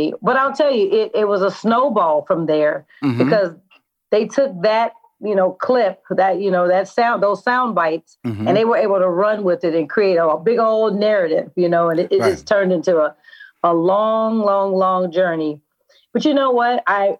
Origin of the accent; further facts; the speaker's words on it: Oakland, California, United States; I'm from Oakland, and I'm savvy enough to tell when it's going in the wrong direction.